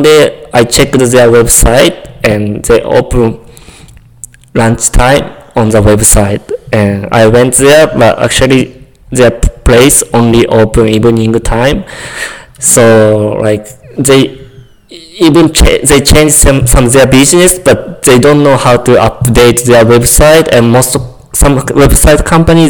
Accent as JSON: {"language": "English", "country": "Japan", "second_language": "English", "moved": "as an adult", "lives_now": "Calgary, Canada", "said": "I'm from Japan. It's like not small town, but not city"}